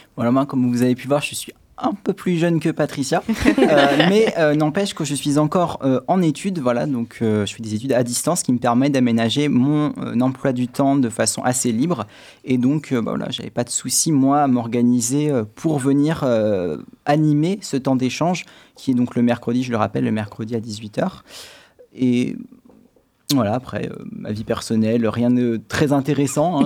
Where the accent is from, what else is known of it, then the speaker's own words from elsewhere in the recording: Châtellerault, Nouvelle-Aquitaine, France; also born or lived in Paris / Saumur / Poitiers; je suis originaire de Châtellerault